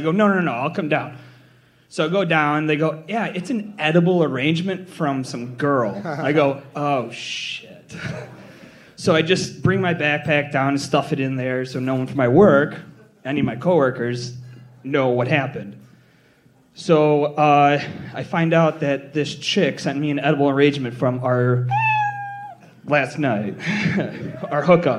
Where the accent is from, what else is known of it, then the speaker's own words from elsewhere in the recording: Chicago, Illinois, United States; I'm from Chicago.